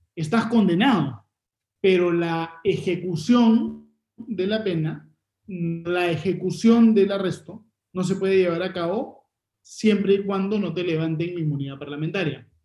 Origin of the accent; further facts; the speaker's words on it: Peru; como peruanos